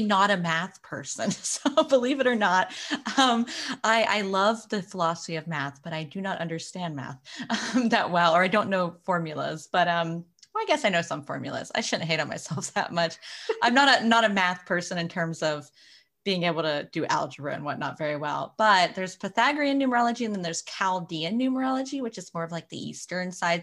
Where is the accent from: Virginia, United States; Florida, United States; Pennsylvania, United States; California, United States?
Florida, United States; now in Arizona, United States; I actually grew up in Florida